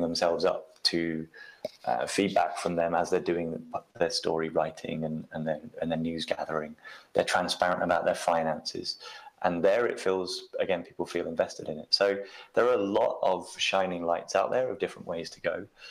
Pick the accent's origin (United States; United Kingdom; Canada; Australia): United Kingdom; I'm I'm British, so I grew up with the BBC